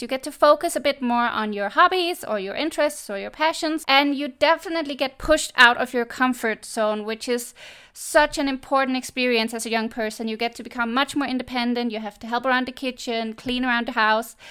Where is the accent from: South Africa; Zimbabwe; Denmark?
Denmark; moved away as an adult; I'm one hundred percent born and raised in Denmark, and I lived there until I moved abroad when I was twenty-four.